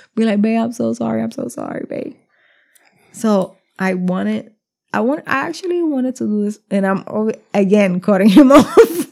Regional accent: New Jersey, United States; we're from Jersey

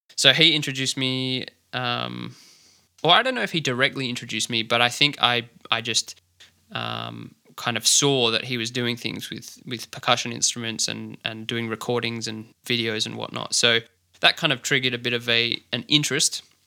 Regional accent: Adelaide, South Australia, Australia; grew up in the inner southern suburbs, so Kingswood, kinda Unley area is where I'm, where I'm from

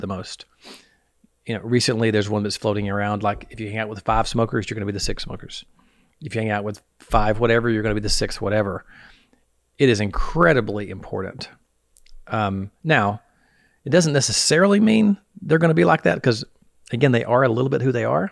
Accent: the South, United States; I'm from the South

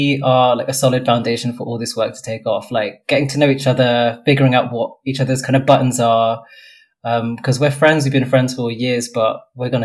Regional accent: London, United Kingdom; also born or lived in Brighton; I was born in West London. I'm sitting in the house I have lived in all my life.

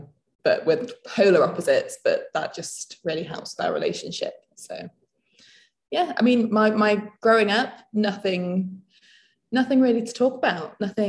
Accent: Nottingham, East Midlands, United Kingdom; moved away as an adult; also born or lived in the Alps; So I grew up in England. I grew up in Nottingham.

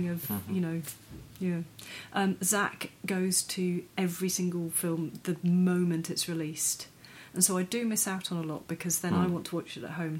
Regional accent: Wiltshire, South West England, United Kingdom; now in New Zealand; I'm from Wiltshire.

